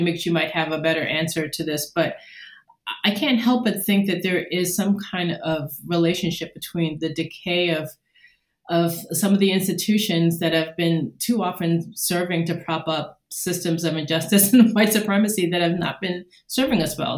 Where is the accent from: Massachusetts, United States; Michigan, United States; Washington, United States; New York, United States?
New York, United States; moved away as an adult; now in Indiana, United States; I am a New Yorker through and through